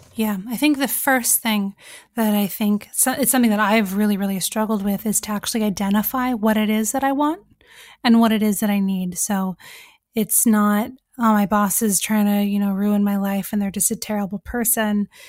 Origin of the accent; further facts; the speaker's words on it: California, United States; moved away as an adult; now in England; I'm from California. I grew up there until I was twenty.